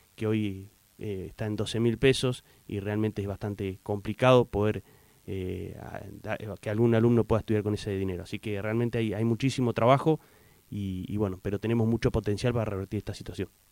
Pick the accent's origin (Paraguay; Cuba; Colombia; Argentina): Argentina; Puerto Deseado, Santa Cruz; soy nacido en Puerto Deseado